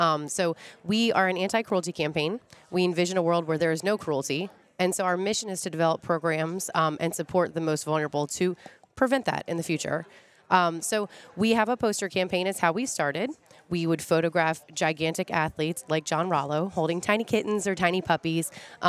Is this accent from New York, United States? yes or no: no; Severn, Maryland, United States; also born or lived in Dundalk, Maryland; I'm from Severn